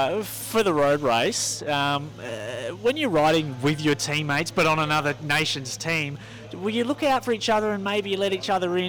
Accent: Perth, Western Australia, Australia; We've got them over in Perth, where I'm from, on the west side of Australia

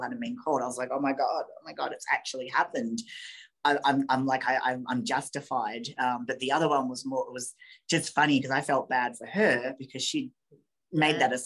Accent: Australia; we're both Australian

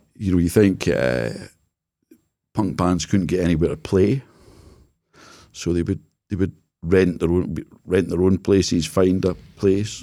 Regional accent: Jedburgh, Scotland, United Kingdom; So I was brought up in Jedburgh

